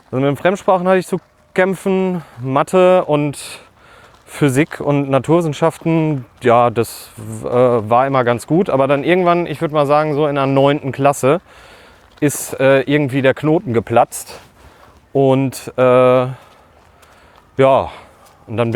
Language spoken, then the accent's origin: German; Bad Oeynhausen, North Rhine-Westphalia, Germany; also born or lived in Herford; ich wurde im Kinderkrankenhaus in Herford geboren. Also aber äh, ich sag gerne Bad Oeynhausen. Also da, da komme ich weg. Ich bin Ostwestfale.